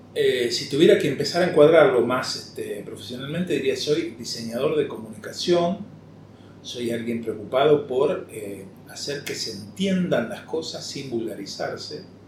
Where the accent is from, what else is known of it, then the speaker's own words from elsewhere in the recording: Rosario, Santa Fe, Argentina; moved away as an adult; also born or lived in Buenos Aires; lugar donde naciste, donde pasaste la adolescencia, donde creciste, eh, son las que me hacen sentir profundamente rosarino